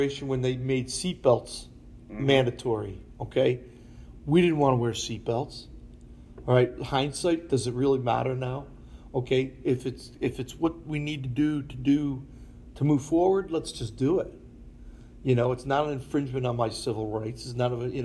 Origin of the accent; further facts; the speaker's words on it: Buffalo, New York, United States; moved away; also born or lived in Philadelphia; I grew up in Buffalo